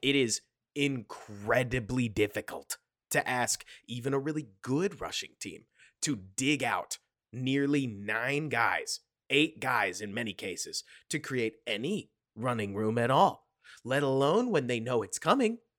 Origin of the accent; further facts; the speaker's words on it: Texas, United States; as a Texan